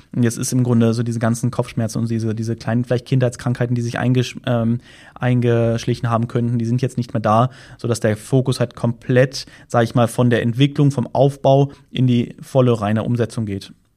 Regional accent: Germany; moved away; da, wo ich herkomme, Deutschland

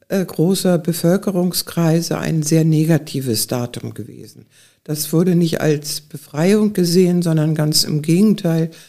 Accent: Schleswig-Holstein, Germany; bei uns in Schleswig-Holstein

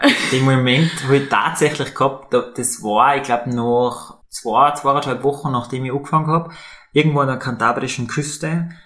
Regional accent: Tyrol, Austria; als Tiroler

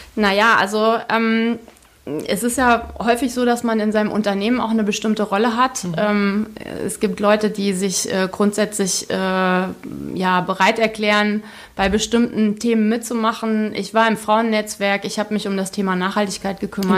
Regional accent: Hesse, Germany; Ich komme wirklich aus dem, aus dem Dorf im Zonenrandgebiet

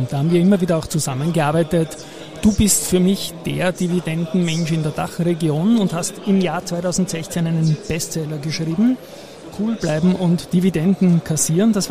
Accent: Austria; ich habe als Österreicher natürlich noch die Frage

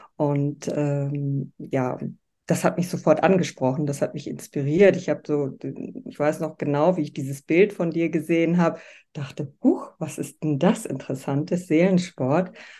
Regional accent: Bremervörde, Lower Saxony, Germany; moved away as an adult; also born or lived in Southern Germany; Ich lebe in Bremerförde, das ist meine Heimatstadt

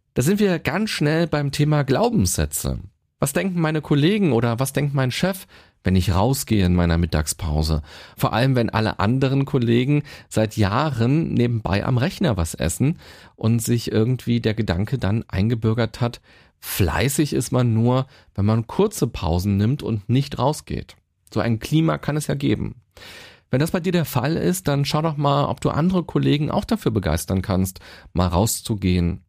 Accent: Berlin, Germany; Ich selbst bin ein absolutes Stadtkind. Ich bin in Berlin geboren und bin hier auch immer gewesen

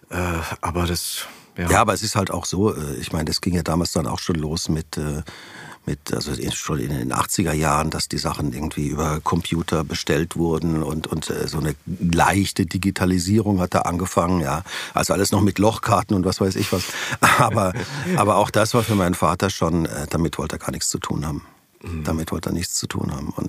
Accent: Weinheim, Baden-Württemberg, Germany; born there; Genau, ich bin gebürtig in Weinheim an der Bergstraße.

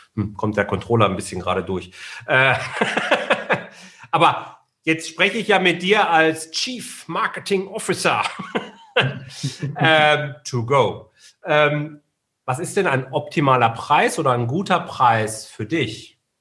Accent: Ruhr area, North Rhine-Westphalia, Germany; Wir kommen ja beide aus dem Robot

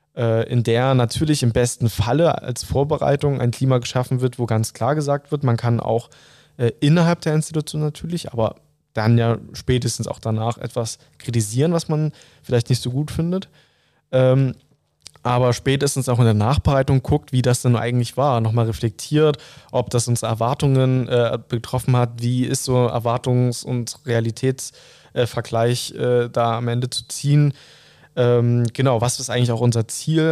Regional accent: Saxony, Germany; In meiner Jugend war ich im Kreisschülerrat und im Landesschülerrat Sachsen tätig

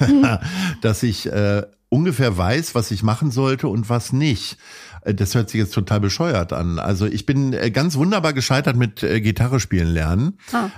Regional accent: Hanover, Lower Saxony, Germany; now in Hamburg, Germany; bin gebürtiger Hannoveraner

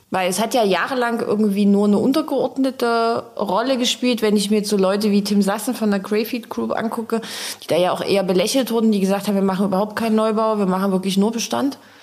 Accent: Dresden, Saxony, Germany; als Dresdner

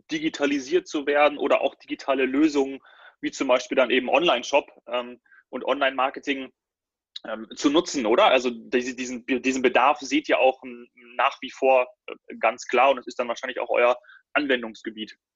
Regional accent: Munich, Bavaria, Germany; ich komme ja auch aus München.

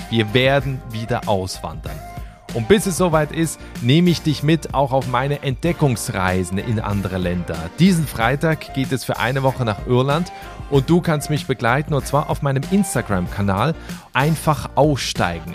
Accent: Switzerland; als gebürtiger Schweizer

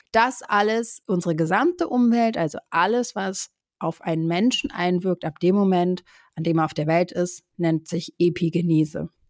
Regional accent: Brazil; also born or lived in Germany; da bin ich ja auch teilweise in Brasilien aufgewachsen. Das heißt, auch da wurde ich immer wieder gefragt, so, ja, wo bist du denn eher zu Hause oder was ist deine Heimat, Brasilien oder Deutschland?

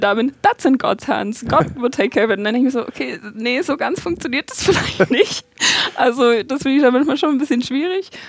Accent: Stuttgart, Baden-Württemberg, Germany; ich komme ja aus Stuttgart

